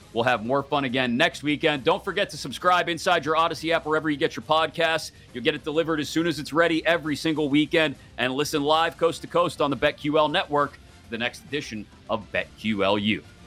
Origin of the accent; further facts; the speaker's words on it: Pittsburgh, Pennsylvania, United States; growing up in Pittsburgh, a Pitt fan